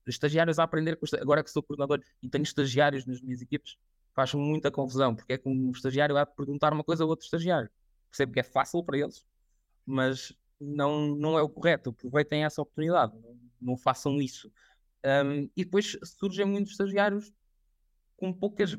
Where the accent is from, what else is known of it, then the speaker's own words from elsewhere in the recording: Coimbra, Centro, Portugal; moved away as an adult; also born or lived in Viseu / Lisbon; Fui fazer um mestrado em Coimbra, sou de Coimbra